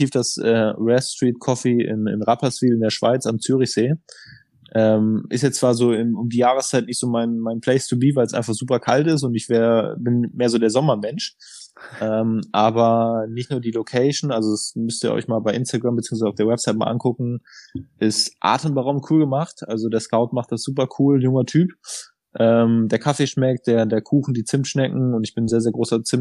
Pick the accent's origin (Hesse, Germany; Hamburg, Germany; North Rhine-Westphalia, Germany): Hesse, Germany; Kassel; born there; also born or lived in Portugal / Switzerland; now in Bensheim, Germany; Nee, gebürtig bin ich eigentlich aus Kassel.